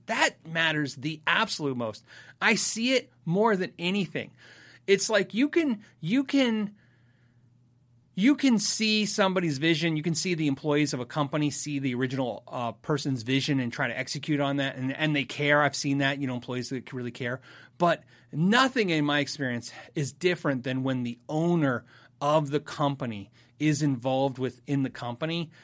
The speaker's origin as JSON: {"language": "English", "country": "United States", "said": "I'm an American"}